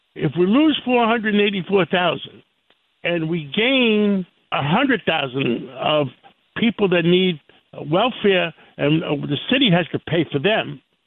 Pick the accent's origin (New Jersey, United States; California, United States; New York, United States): New York, United States; New York City; I grew up in in Harlem on the west side of uh, Manhattan, 135th Street